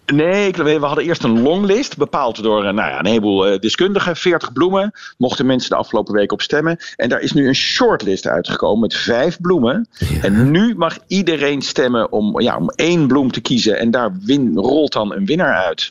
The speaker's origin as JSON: {"language": "Dutch", "region": "North Brabant", "country": "Netherlands", "said": "bij ons in Brabant"}